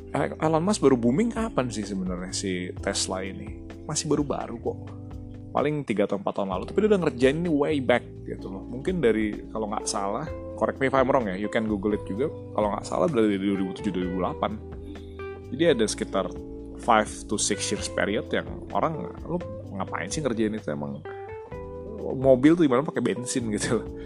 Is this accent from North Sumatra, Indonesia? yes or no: yes; North Sumatra, Indonesia; Kayak misalnya gue orang Batak nih. Kenapa orang Batak banyak yang sukses jadi lawyer? Ya karena di culture Batak itu sudah diajarkan ngomong dari zaman kecil gitu loh.